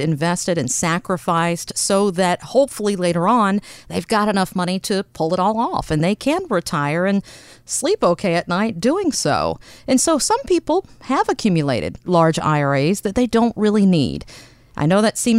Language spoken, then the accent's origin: English; East Coast, United States; as an East Coast girl